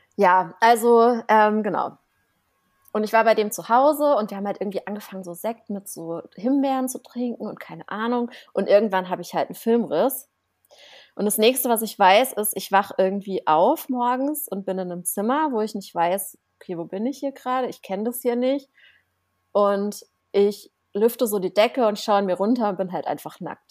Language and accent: German; Offenburg, Baden-Württemberg, Germany; moved away; in meiner Heimatstadt, ich komme ja aus einem, also aus einer kleinen Stadt, das ist wie Offenburg heißt die, ne? Äh, zwischen Karlsruhe und Freiburg irgendwo